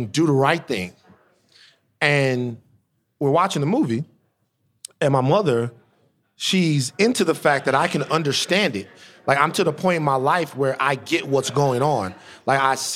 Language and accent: English; Baton Rouge, Louisiana, United States; growing up in Baton Rouge, that every important person I ever saw in my life was white